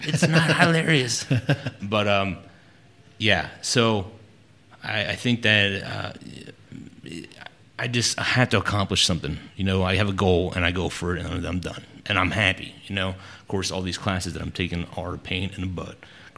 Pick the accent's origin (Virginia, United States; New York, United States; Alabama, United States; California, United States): California, United States; born there; now in Texas, United States; Well, military life, so I was a military brat.